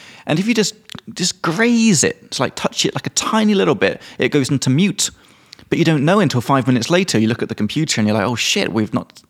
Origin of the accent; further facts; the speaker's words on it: England, United Kingdom; now in Czech Republic; from England.